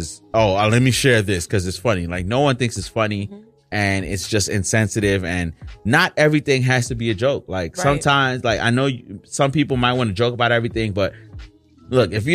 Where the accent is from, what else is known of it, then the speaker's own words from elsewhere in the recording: New York, United States; as a New Yorker